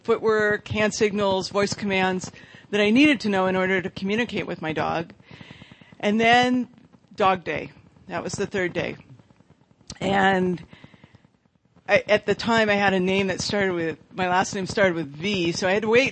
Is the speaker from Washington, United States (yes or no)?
no; Marin County, California, United States; I grew up in Marin County, which is where San Rafael is